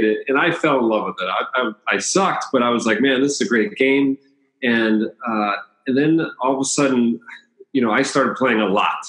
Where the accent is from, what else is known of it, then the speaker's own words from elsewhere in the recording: Bethesda, Maryland, United States; moved away as an adult; also born or lived in Los Angeles, California / Iowa; now in San Diego, United States; I grew up in the Bethesda, Maryland, right outside of Washington, D.C. Born in Los Angeles. And when I was 2 years old, my family moved to the East Coast